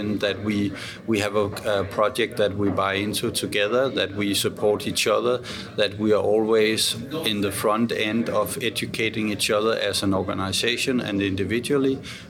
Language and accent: English; Denmark; I'm from Denmark.